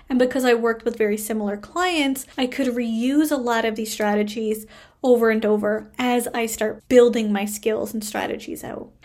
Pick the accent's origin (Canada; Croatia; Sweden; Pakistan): Canada; I am a Canadian social worker